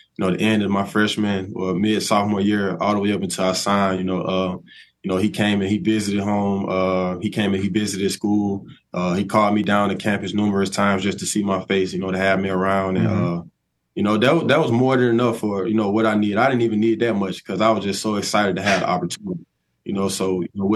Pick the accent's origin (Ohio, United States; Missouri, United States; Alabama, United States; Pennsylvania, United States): Alabama, United States; Tuscaloosa; growing up in Tuscaloosa, I always been like, you know, diehard Alabama fan.